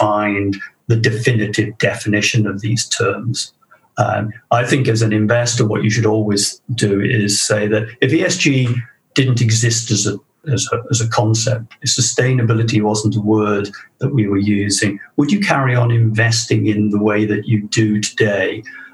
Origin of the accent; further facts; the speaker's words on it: South Wales, United Kingdom; my hometown in South Wales. And that's South Wales, not New South Wales